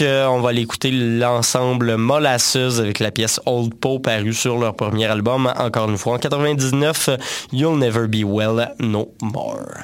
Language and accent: French; Quebec, Canada; de chez nous au Québec